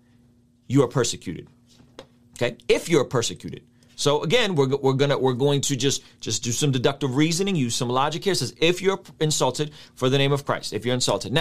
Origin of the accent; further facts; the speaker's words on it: Baku, Azerbaijan; moved away; I grew up in Azerbaijan